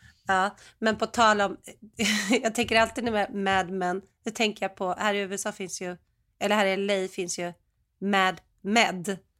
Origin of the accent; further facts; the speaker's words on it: Sweden; moved away; som svensk